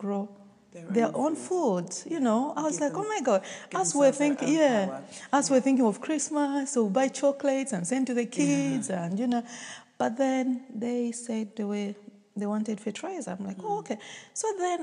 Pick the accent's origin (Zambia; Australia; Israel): Zambia; now in United Kingdom; I'm from Zambia. Yes, and I went to Zambia after about 7 years of living in the UK